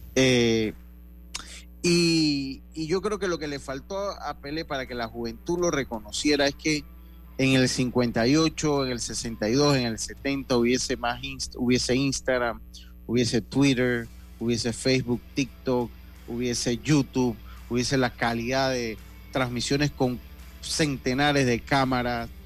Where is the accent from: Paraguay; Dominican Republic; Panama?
Panama; Santo Domingo, Los Santos; yo soy de los llanos y de los campos, yo soy de Santo Domingo